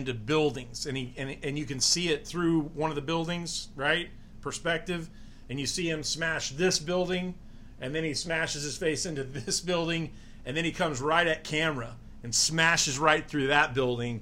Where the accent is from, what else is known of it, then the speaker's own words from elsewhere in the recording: Florida, United States; I'm from Florida, spent most of my life in Florida